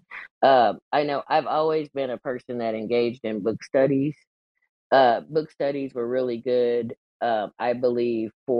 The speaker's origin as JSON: {"language": "English", "region": "Kansas", "country": "United States", "tie": "born or raised there", "said": "the small town that I grew up in Kansas"}